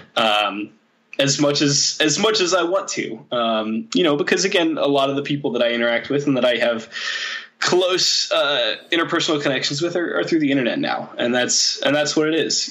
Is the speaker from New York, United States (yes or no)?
no; Michigan, United States; moved away as an adult; also born or lived in Chicago / Seattle / Saudi Arabia; now in Denmark; I was still living in my home state of Michigan